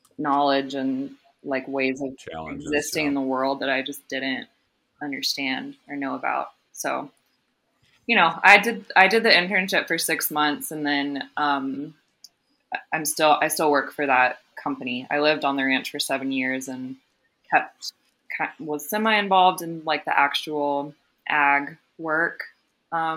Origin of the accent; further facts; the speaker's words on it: Houston, Texas, United States; moved away as an adult; also born or lived in Washington, D.C. / Colorado; I grew up in Houston, Texas. Lived there until high school graduation